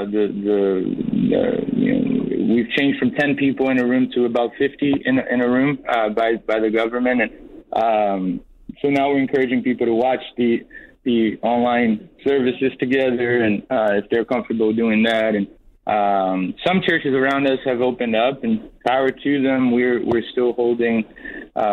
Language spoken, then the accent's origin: English; Boston, Massachusetts, United States; we grew up in Boston